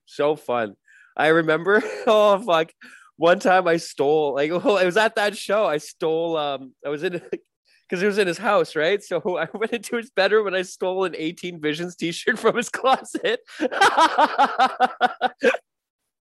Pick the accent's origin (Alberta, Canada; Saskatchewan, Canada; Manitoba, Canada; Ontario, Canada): Ontario, Canada; Toronto; I'm from Etobicoke here in Toronto, a little suburb